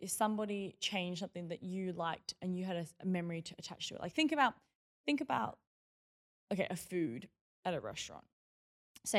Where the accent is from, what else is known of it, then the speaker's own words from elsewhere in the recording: Melbourne, Victoria, Australia; I grew up in Box Hill North in Melbourne.